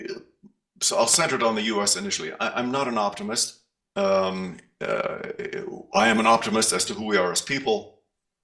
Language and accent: English; Germany; moved away; also born or lived in Canada; I was born in Germany, grew up in Germany, German parents. And then my parents immigrated to Canada